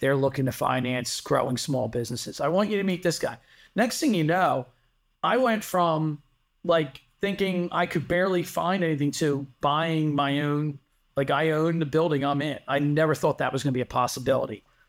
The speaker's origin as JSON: {"language": "English", "area": "Delaware County", "region": "Pennsylvania", "country": "United States", "tie": "born or raised there", "also_born_or_lived": "Drexel Hill", "said": "I spent my whole life growing up in Delco"}